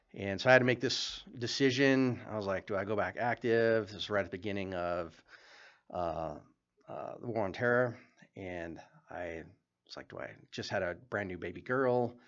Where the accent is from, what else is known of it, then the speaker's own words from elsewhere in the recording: Wyoming, United States; moved away as an adult; now in Billings, United States; I grew up in Wyoming